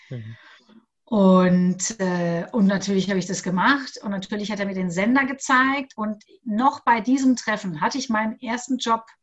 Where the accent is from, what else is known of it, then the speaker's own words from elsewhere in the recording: Augsburg, Bavaria, Germany; ich komme aus Augsburg, saß ich neben einem Radiomoderator dort des Lokalradios.